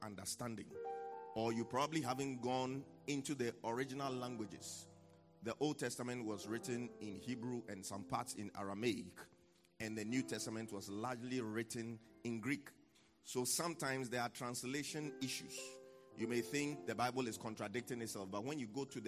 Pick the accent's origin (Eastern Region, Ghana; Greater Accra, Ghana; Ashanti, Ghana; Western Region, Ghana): Greater Accra, Ghana; Accra; I'm from Jamestown